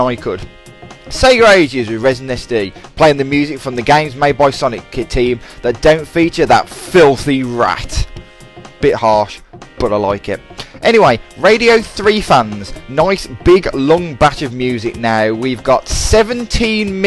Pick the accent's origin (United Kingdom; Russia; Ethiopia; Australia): United Kingdom; Dudley, West Midlands; I'm from Dudley, of course